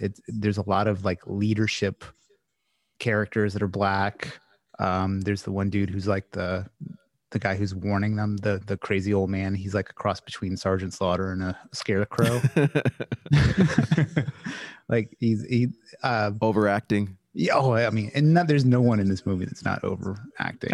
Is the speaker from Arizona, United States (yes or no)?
no; Louisiana, United States; I'm from Louisiana